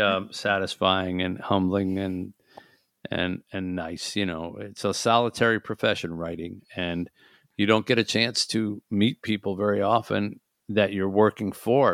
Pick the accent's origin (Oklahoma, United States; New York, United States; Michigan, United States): Michigan, United States; Detroit; my hometown of Detroit was lit up with football